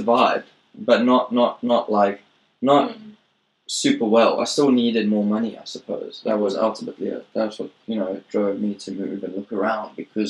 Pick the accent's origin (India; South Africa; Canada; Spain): South Africa; moved away as an adult; now in Japan; I'm from South Africa